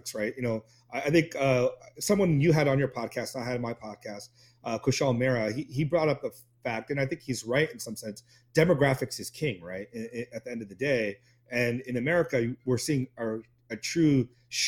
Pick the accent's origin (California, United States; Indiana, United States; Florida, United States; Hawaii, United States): California, United States; Orange County, Southern; also born or lived in India; I grew up in Southern California, in like Orange County